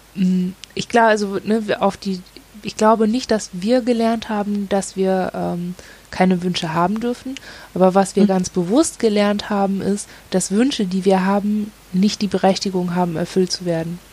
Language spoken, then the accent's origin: German; Northern Germany, Germany; moved away; Und wir kommen halt aus dem Norden